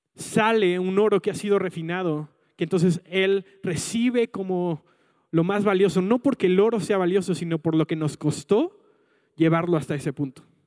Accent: Mexico City, Mexico; yo me mudé a la Ciudad de México eh, cuando tenía como 6, 7 años

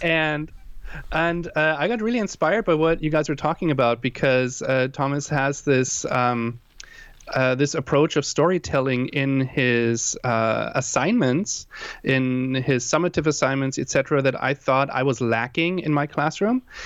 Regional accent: Germany; also born or lived in Hawaii; now in San Diego, United States; I am originally from Germany. That's why I have that weird, uh, uh, what, what would you call it, accent

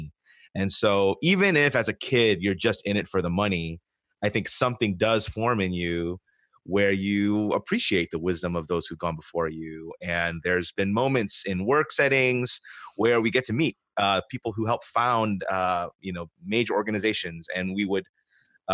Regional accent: United States; I grew up in the United States, but in a Korean family and in a Korean church

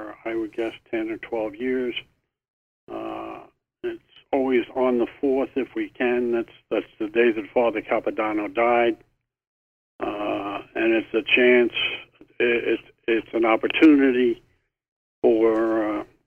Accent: New York City, New York, United States; I grew up in Brooklyn

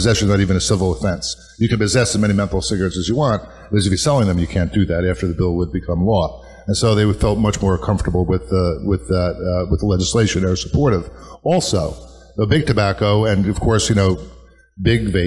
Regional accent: Woodbridge, New Jersey, United States; my hometown of Woodbridge

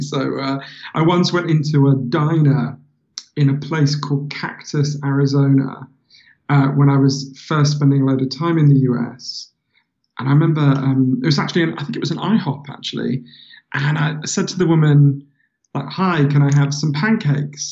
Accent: London, United Kingdom; also born or lived in Glasgow; I'm from London. So um, I've, I've um, yeah, I was I was born in in uh, Glasgow because my mother's Scottish. Um, but they moved here when I was a baby

